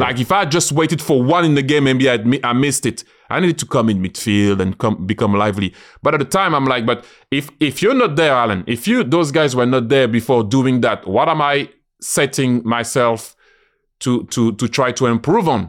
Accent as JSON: {"language": "English", "country": "France", "moved": "as an adult", "lives_now": "London, United Kingdom", "said": "I'm a Londoner, I always say I'm proud and so happy to be French, but I'm a Londoner"}